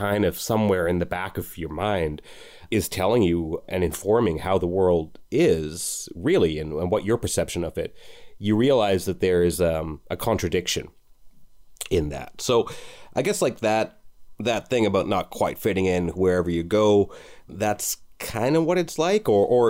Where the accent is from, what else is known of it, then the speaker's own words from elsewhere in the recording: Canada; So myself and my immediately older brother, we grew up mostly in Canada, whereas my two older brothers, they grew up mostly in Trinidad